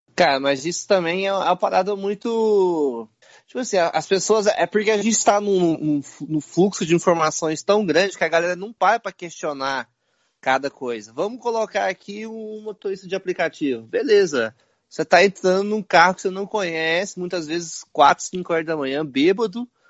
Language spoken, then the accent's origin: Portuguese; Goiás, Brazil; moved away as an adult; venho de Goiás